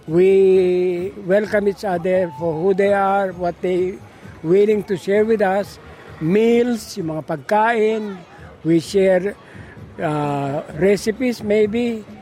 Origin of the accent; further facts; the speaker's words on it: Philippines; now in Melbourne, Australia; bumabalik sa akin yung kabataan ko sa Pilipinas.